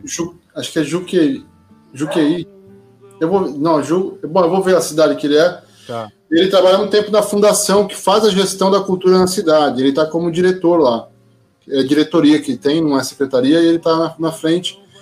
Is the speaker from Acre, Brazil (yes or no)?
no; São Vicente, São Paulo, Brazil; minha caminhada, quase a maior parte da minha vida, em São Vicente